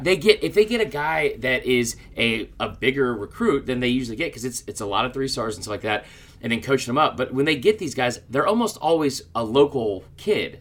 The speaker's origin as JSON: {"language": "English", "town": "Atlanta", "region": "Georgia", "country": "United States", "tie": "born or raised there", "said": "my, my hometown team"}